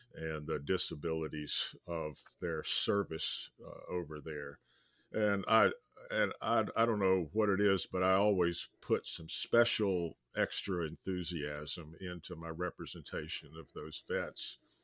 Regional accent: Winston-Salem, North Carolina, United States; I grew up in Winston-Salem, North Carolina

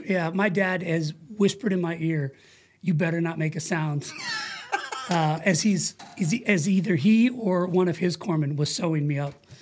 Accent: Twentynine Palms, California, United States; the quick version is military brat. My dad was in the Navy. He was a corpsman with the Marines as well, Vietnam vet era guy. He did 24 years, retired as a chief, So, you know, I lived in 29 Palms four times.

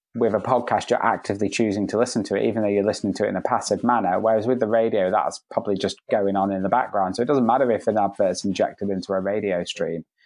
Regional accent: Spain; moved away; I grew up in Spain, so I, my Spanish is fluent

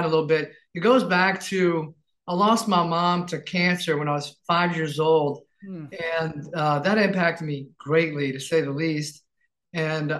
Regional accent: New Orleans, Louisiana, United States; I'm born and raised in New Orleans

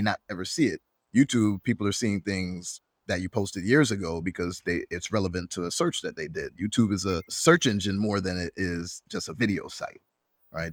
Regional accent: Jamaica; although I'm not Swedish, I'm Jamaican.

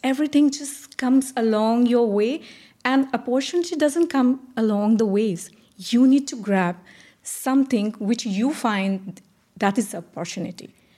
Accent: India; moved away as an adult; now in Dubai, United Arab Emirates; I'm originally from India, uh, having said that, staying out of India for now twenty years.

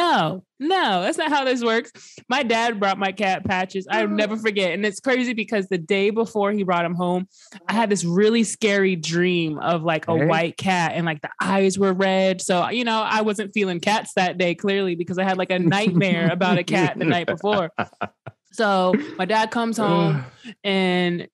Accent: West Coast, United States; me and my sister started growing up on the West Coast

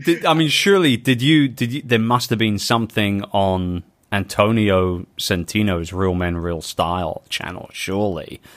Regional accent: London, United Kingdom; my hometown of London

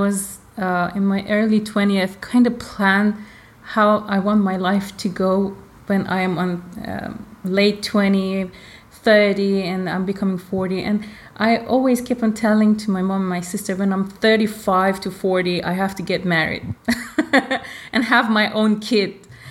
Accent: Iran; born there; I was born in Iran.

